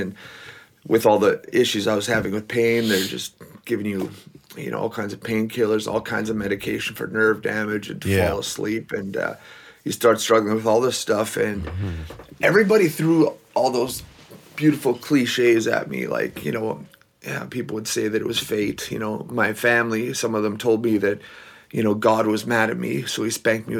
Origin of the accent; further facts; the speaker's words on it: Belize; also born or lived in Mexico; now in Manitoba, Canada; My dad, he's from Belize, which is south of Mexico, but they wanted us to learn English. So we went from the tropics of Belize to the tropics of Manitoba.